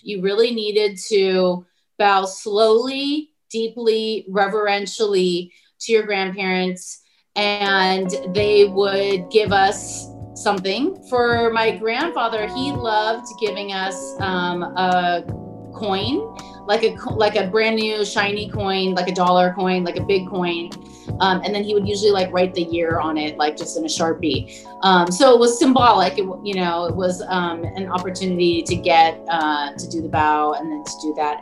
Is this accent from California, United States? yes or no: yes; Southern California, United States; being Korean American in Southern California